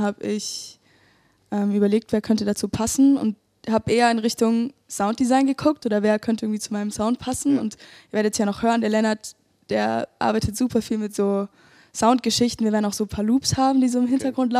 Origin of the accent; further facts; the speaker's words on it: Fürth, Bavaria, Germany; Ich komme aus Fürth